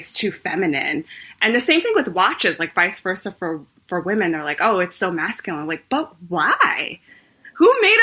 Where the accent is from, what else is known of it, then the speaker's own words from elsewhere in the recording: New York, United States; I am such a New Yorker. I've never lived anywhere else.